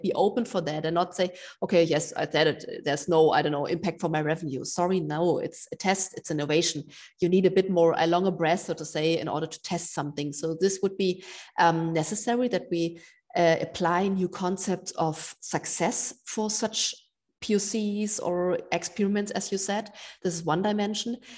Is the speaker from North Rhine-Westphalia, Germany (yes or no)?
no; Berlin, Germany; my hometown, Berlin.